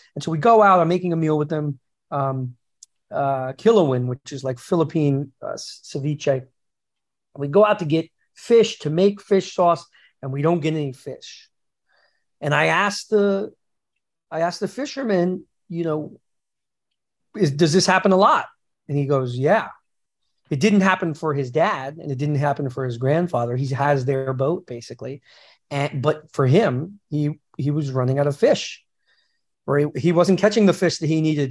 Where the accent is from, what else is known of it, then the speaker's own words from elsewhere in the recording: New York, United States; also born or lived in Los Angeles; as a New Yorker